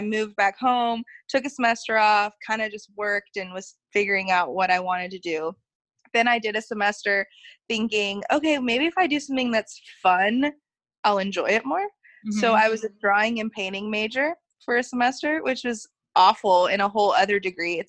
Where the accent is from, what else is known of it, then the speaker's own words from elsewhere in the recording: Dallas, Texas, United States; moved away as an adult; also born or lived in Albuquerque; I grew up in Dallas